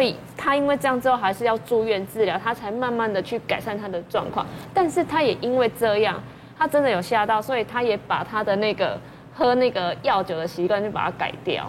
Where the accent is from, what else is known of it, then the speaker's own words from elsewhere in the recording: Taiwan; 我们台湾人